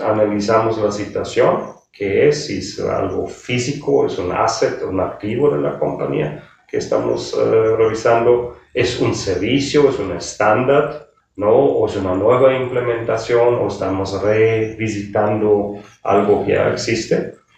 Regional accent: Germany; moved away as an adult; now in Mexico; soy de origen alemán em, y tengo la hotelería ya un poco más que 35, 36 años. Eh, inicié en la, cocina, ahí me, donde me capacité en, Alemania

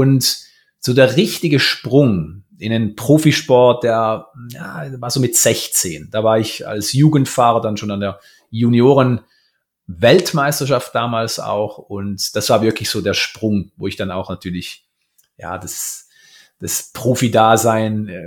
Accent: Romanshorn, Thurgau, Switzerland; Ich bin in Romanshorn aufgewachsen, am schönen Bodensee.

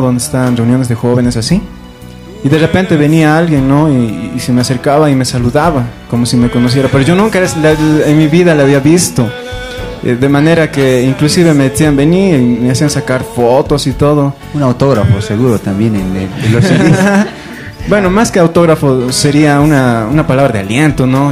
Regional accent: Potosí, Bolivia; soy potosino neto

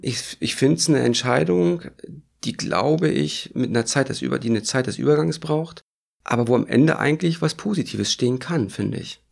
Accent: East Germany, Germany; Ich bin in der DDR groß geworden

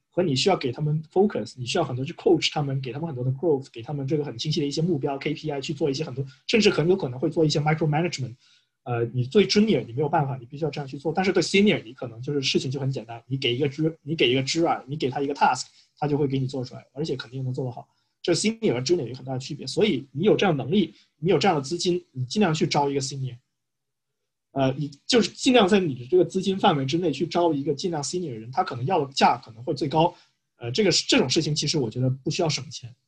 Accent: China; 我们是中国人

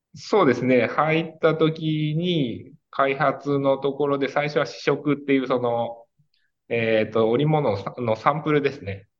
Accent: Kanazawa, Ishikawa, Japan; 金沢で生まれて、

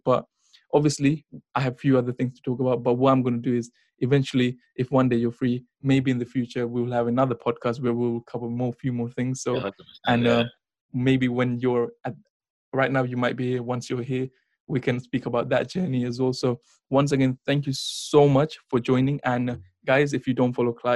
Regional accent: India; I'm from India

